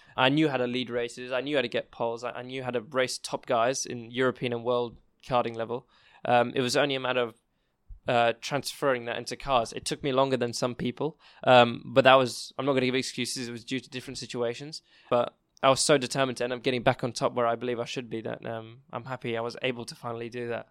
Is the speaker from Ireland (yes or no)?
no; England, United Kingdom; I'm English myself